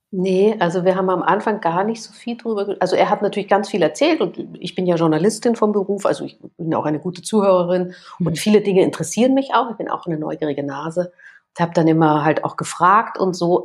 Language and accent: German; Vienna, Austria; Ich komme aus Wien